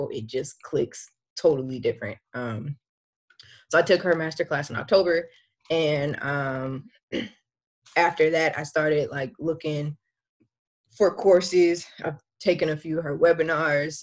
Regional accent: California, United States; moved away as an adult; now in Northern Virginia, United States; I am from California. But currently living in Virginia

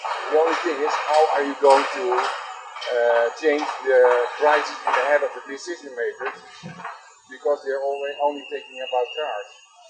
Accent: Netherlands; Yes, I'm from Holland.

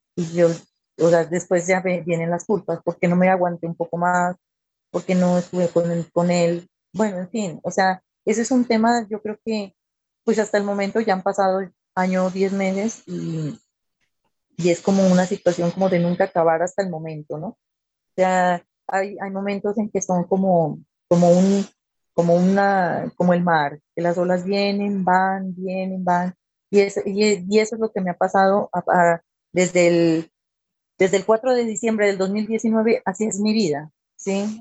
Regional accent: Pasto, Nariño, Colombia; soy de la ciudad de Pasto

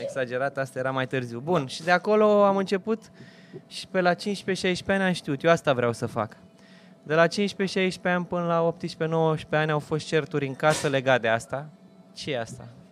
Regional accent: Romania; noi suntem români, suntem latini

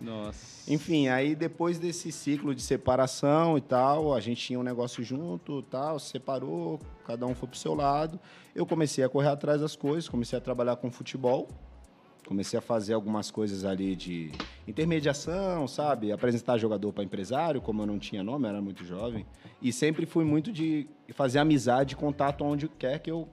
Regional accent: São Vicente, São Paulo, Brazil; moved away as an adult; also born or lived in Santos; now in Paris, France; eu nasci em Santos. É, nasci em Santos. Passei minha vida inteira em São Vicente

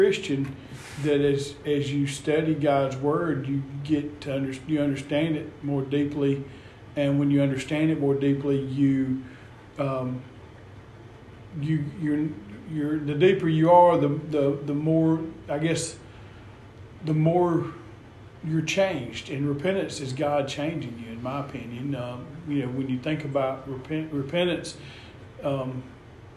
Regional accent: Atlanta, Georgia, United States; I grew up in Metro Atlanta

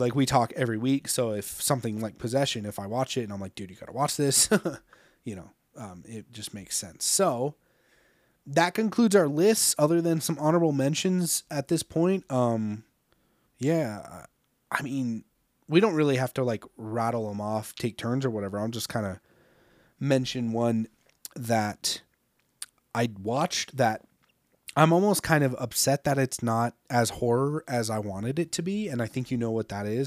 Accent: United States; as an American

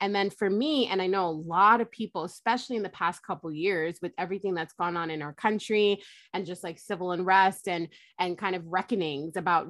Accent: Jamaica; Why am I not bringing my pride about my culture, right? Being Jamaican and like who I am.

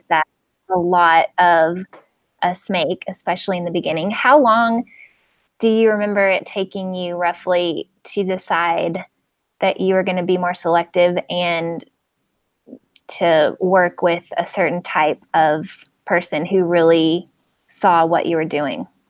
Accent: Nashville, Tennessee, United States; I'm from Nashville

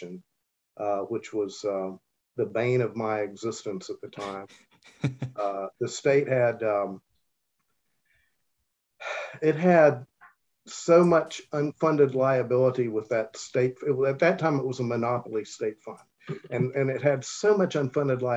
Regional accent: Charleston, West Virginia, United States; I grew up in Charleston and chose to return home after completing my undergraduate and law degree at West Virginia University

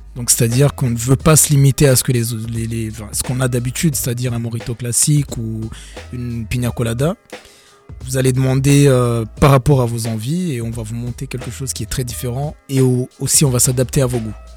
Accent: Rwanda; now in Strasbourg, France; on est né au Rwanda, nous deux

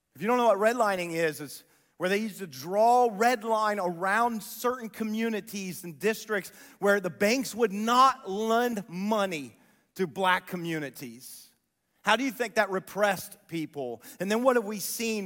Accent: Columbus, Ohio, United States; I grew up near Whitehall in Columbus

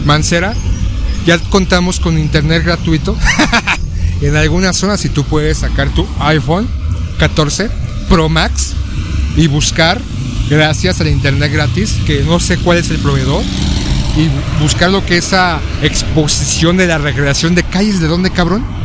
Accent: Mexico

